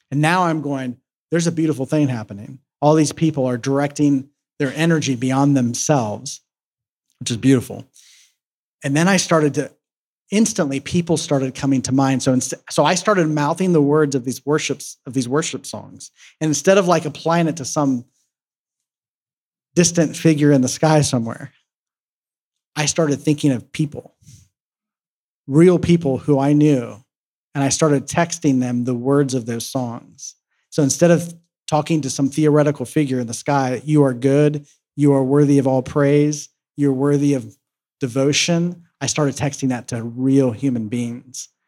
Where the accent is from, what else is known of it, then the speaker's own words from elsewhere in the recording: Columbus, Ohio, United States; I was back in my hometown um, where I'm from in Columbus, Ohio